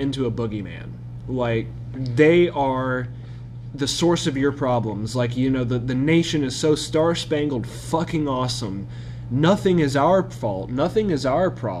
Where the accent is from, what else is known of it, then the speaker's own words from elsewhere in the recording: United States; as an American, it's drilled into you from a young age